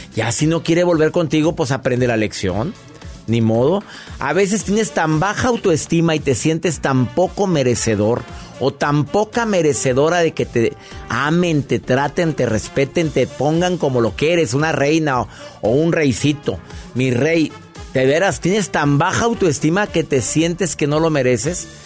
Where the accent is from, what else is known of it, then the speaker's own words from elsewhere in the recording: Monterrey, Nuevo León, Mexico; en Monterrey, mi tierra